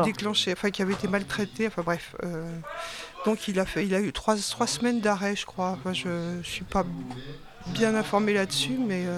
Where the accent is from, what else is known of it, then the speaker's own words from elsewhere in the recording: Saint-Nazaire, Pays de la Loire, France; Je suis de Saint-Nazaire, je suis retraitée